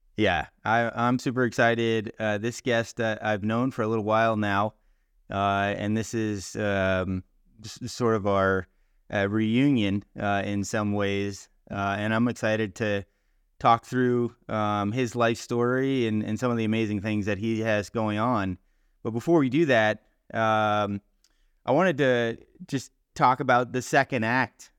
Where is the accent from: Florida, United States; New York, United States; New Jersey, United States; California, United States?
Florida, United States; South; I grew up in South Florida as well